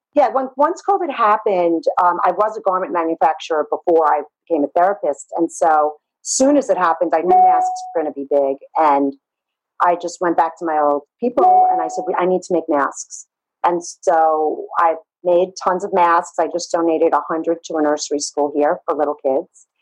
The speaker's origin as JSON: {"language": "English", "town": "New York City", "region": "New York", "country": "United States", "tie": "born or raised there", "said": "growing up in Brooklyn"}